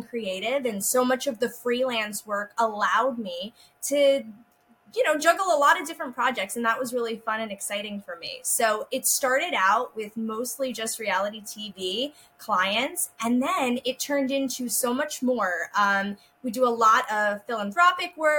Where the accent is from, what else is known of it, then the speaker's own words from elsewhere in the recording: New Jersey, United States; I grew up in New Jersey